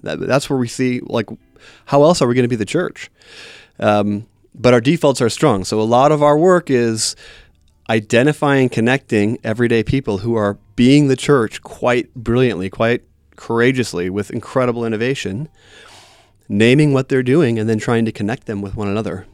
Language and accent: English; Wisconsin, United States; moved away; I grew up in Wisconsin